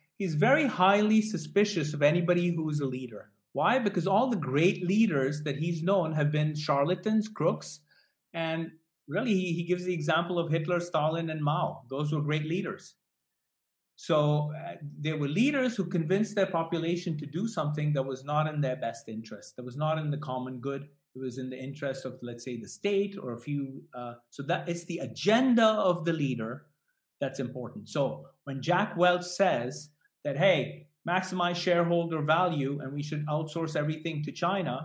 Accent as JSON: {"language": "English", "region": "Delhi", "country": "India", "tie": "born or raised there", "moved": "yes", "said": "I grew up in Delhi"}